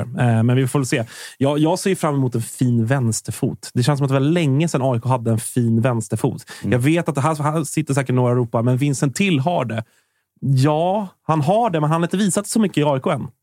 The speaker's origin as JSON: {"language": "Swedish", "town": "Stockholm", "region": "Stockholm County", "country": "Sweden", "tie": "born or raised there", "said": "Jag är ju från västerort, så, att, mm. så här, mm. Bromma är ju min, det är mina hemtrakter"}